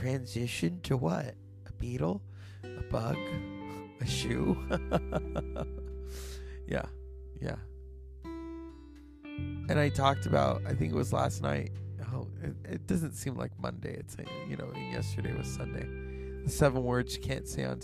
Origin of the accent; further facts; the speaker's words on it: Northern California, United States; I'm from Northern California